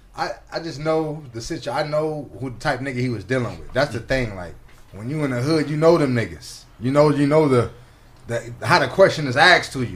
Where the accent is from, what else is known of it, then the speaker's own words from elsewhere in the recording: Compton, California, United States; I grew up on East Side of Compton